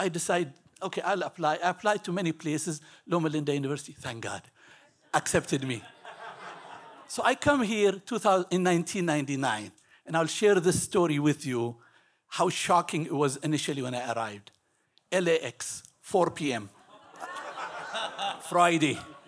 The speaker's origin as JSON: {"language": "English", "country": "Ethiopia", "tie": "born or raised there", "moved": "as an adult", "said": "I was born in Ethiopia. My parents come from originally from Yemen, a small country in the Middle East. I lived in Ethiopia for 18 years."}